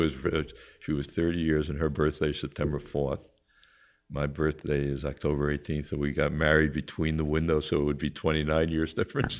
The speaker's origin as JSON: {"language": "English", "area": "Long Island", "region": "New York", "country": "United States", "tie": "born or raised there", "also_born_or_lived": "Queens, New York"}